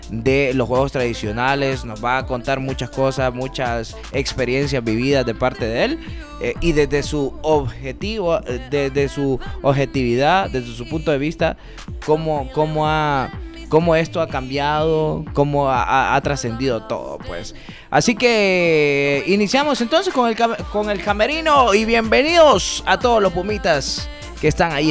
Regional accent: Honduras; nosotros somos eh, unos hondureños muy apasionados por el deporte, los hondureños somos apasionados por ser

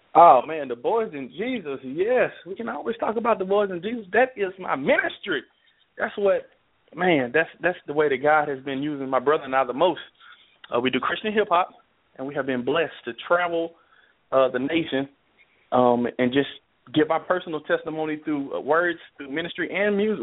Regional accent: Nashville, Tennessee, United States; also born or lived in Dallas, Texas; we grew up in Southside Nashville.

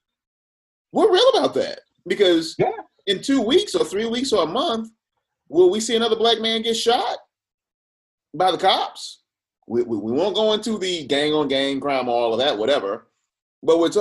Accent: Atlanta, Georgia, United States; I'm born from Atlanta. I was born a Democrat, literally, because when you're black in Atlanta

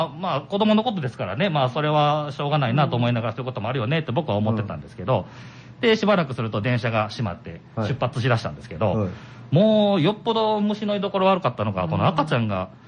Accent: Nara, Japan; 僕は生まれも育ちも奈良県の御製市というところで

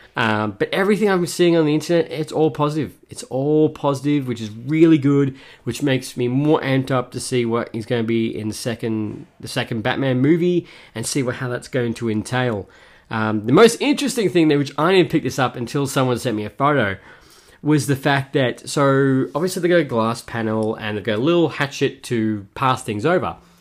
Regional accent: Melbourne, Victoria, Australia; my hometown, Australia, Melbourne

